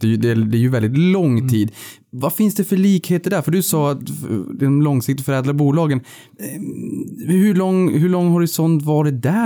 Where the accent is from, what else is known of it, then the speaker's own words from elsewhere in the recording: Norrbotten County, Sweden; Jag kommer från Norrbotten själv